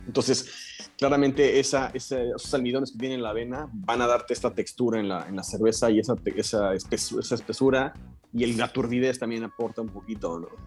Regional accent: Mexico City, Mexico; yo, soy de la Ciudad de México también

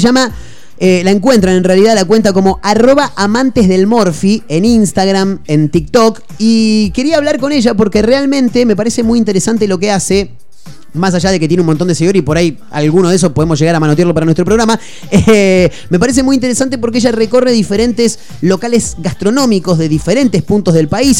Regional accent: Mar del Plata, Buenos Aires Province, Argentina; Mar del Plata, nosotros somos de acá, conocemos mucho

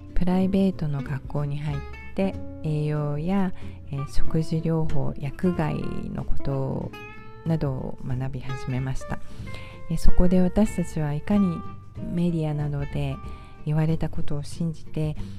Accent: Tokyo, Japan; moved away as an adult; also born or lived in Spain; now in United States; 私は東京で育ちまして

